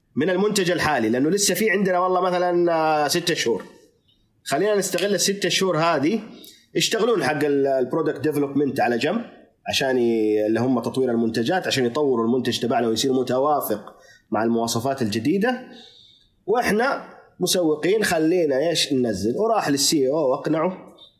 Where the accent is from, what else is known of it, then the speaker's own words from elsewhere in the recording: Saudi Arabia; احنا الان كسعوديه